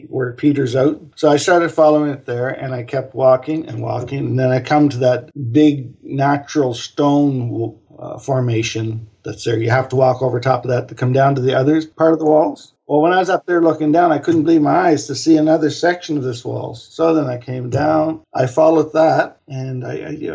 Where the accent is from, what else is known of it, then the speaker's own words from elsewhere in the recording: Truro, Nova Scotia, Canada; moved away as an adult; also born or lived in Bedford, Nova Scotia / Halifax, Nova Scotia; now in Austria; I moved from Truro, Nova Scotia, where I grew up, in 1985 to Bedford, Nova Scotia